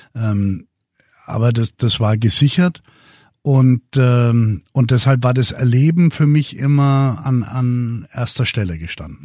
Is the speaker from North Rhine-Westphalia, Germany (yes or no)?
no; Würzburg, Bavaria, Germany; aus Würzburg, wo ich herkomme